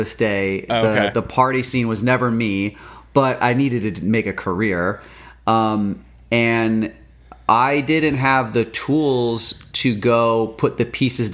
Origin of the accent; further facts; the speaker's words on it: California, United States; We're from California